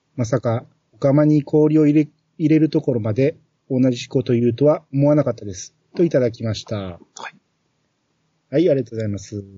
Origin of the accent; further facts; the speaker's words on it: Kansai, Japan; 面白ければあり的な感覚はやっぱり関西人としてある